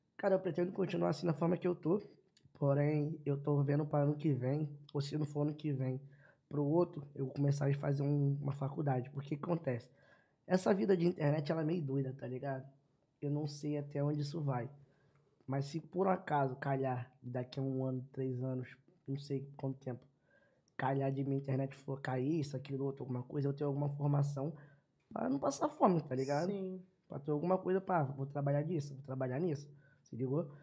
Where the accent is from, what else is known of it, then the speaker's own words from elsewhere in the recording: Rio de Janeiro, Brazil; also born or lived in Piedade, Rio de Janeiro; Sou nascido no Complexo do Lins mas quando eu tinha 9 anos de idade, Deus abençoou e me deu a oportunidade de morar no asfalto